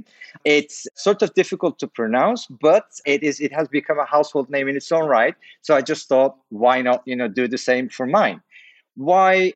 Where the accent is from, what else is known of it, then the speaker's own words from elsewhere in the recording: Turkey; It's a Turkish name. I was born in Turkey